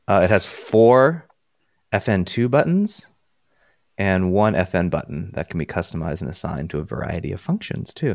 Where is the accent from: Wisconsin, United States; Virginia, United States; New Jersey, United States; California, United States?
California, United States; moved away; growing up in California